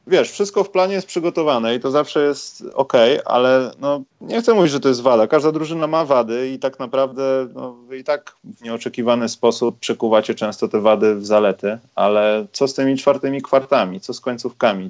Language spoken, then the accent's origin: Polish; Warsaw, Masovian Voivodeship, Poland; jako warszawiak